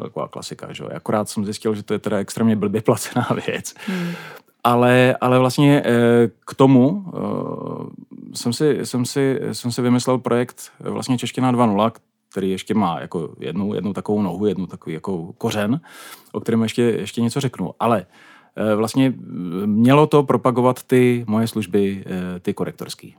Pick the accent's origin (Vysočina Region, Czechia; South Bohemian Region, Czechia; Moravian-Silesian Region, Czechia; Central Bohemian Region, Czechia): Moravian-Silesian Region, Czechia; Ostrava; first language Czech; moved away as an adult; also born or lived in Braník, Prague; now in Prague, Czech Republic; Narozen v Ostravě, takže já jsem klasická náplava